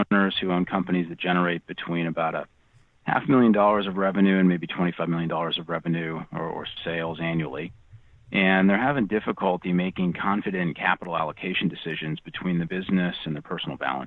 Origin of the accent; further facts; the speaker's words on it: Rocky Hill, Connecticut, United States; now in Arizona, United States; I grew up in Connecticut playing hockey